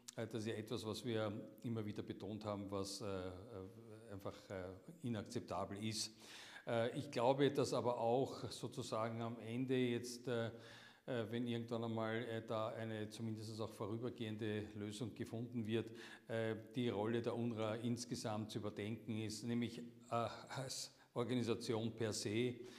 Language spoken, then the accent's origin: German; Austria; wir als Österreicher